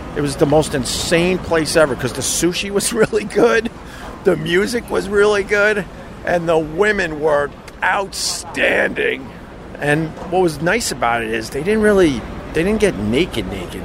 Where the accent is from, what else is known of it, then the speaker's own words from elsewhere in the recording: Long Island, New York, United States; Being a local, growing up on Long Island, and coming into New York City